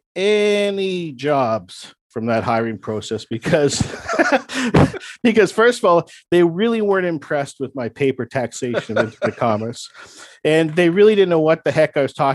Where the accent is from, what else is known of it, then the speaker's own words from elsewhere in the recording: Toronto, Ontario, Canada; my hometown.